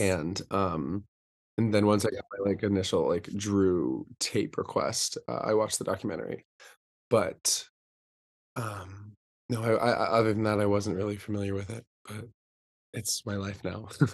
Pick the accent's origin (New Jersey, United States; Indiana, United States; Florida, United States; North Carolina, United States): North Carolina, United States; Charlotte; I'm from Charlotte, North Carolina